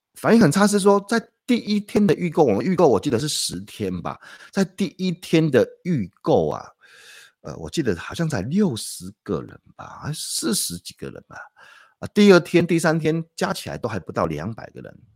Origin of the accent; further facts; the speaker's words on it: Taiwan; 我觉得我们台湾人都是很， 很好心的